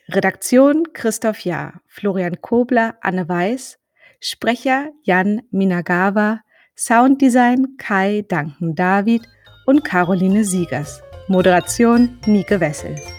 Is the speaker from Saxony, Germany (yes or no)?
no; Berlin, Germany; ich komme vom Berliner Stadtrand, aus dem Südwesten, also wirklich ziemlich weit weg von dem Ort, wo ich heute arbeite und lebe